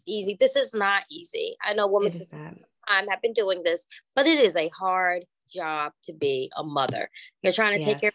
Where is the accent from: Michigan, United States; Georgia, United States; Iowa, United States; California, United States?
Georgia, United States; Albany; I'm from Albany and I represent.